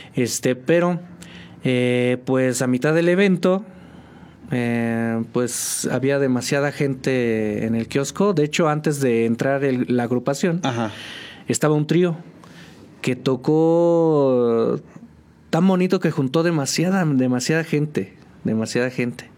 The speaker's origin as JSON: {"language": "Spanish", "region": "State of Mexico", "country": "Mexico", "tie": "born or raised there", "moved": "as an adult", "lives_now": "San Juan del Río, Mexico", "said": "yo vengo del Estado de México. Este, viví pues prácticamente toda mi vida allá."}